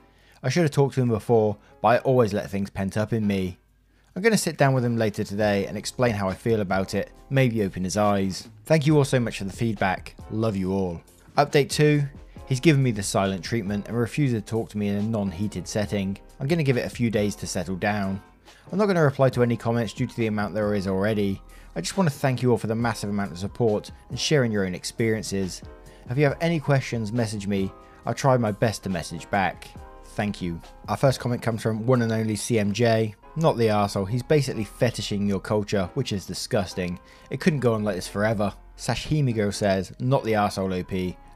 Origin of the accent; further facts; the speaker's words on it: Japan; now in United States; Being Japanese and white was already a struggle for me growing up in Japan, but the struggle got even worse for me once we moved to the United States in 2009.